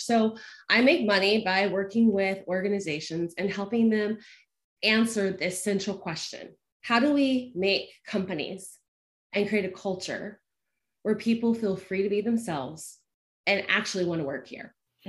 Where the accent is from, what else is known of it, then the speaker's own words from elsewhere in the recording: North Carolina, United States; also born or lived in Georgia; the accent's long gone, I always joke, but I grew up in the Southeast. So I grew up in North Carolina and Georgia